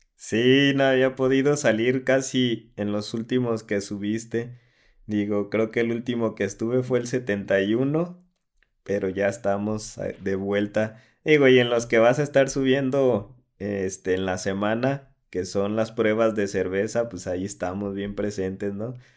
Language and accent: Spanish; Atotonilco el Alto, Jalisco, Mexico; de donde hacen Don Julio 70.